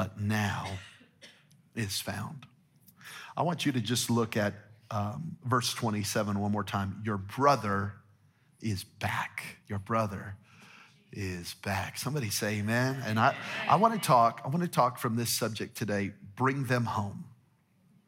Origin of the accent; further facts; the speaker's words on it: New Mexico, United States; now in Las Vegas, United States; I'm from New Mexico, so we're hunters and gatherers